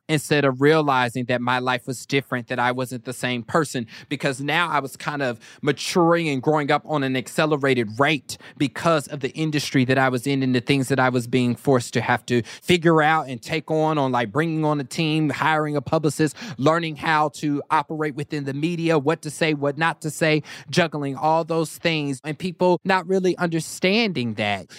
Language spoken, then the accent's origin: English; Kansas, United States; I was also from Kansas